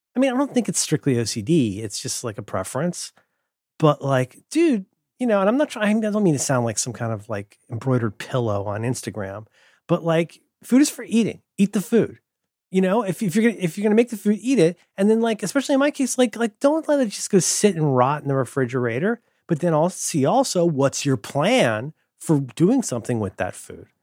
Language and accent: English; Ohio, United States; moved away; I'm from Ohio.